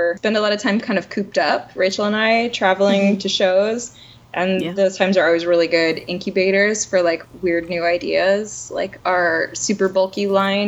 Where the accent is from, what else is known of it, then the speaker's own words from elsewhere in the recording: Athens, Ohio, United States; now in Bellingham, United States; I am from southeastern Ohio. I'm an Appalachian girl